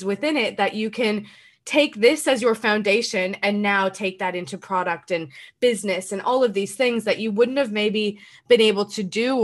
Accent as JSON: {"language": "English", "country": "Canada", "said": "I am from Canada"}